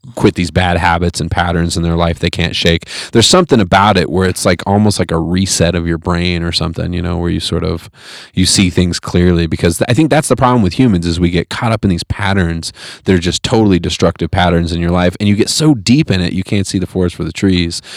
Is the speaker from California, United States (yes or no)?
yes; Fresno, California, United States; moved away; I grew up in Fresno